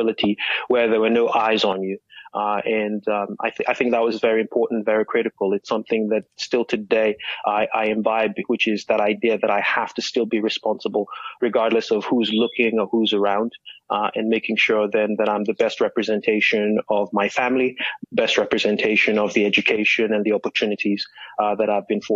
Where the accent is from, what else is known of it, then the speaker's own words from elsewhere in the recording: Nigeria; now in Austin, United States; born and raised in Nigeria